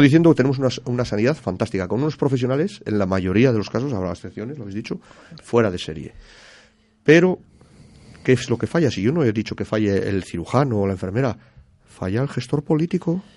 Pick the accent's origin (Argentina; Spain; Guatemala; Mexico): Spain